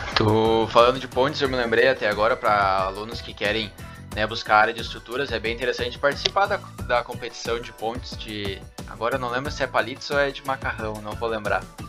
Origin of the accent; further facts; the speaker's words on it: Capão da Canoa, Rio Grande do Sul, Brazil; eu sou de Capão da Canoa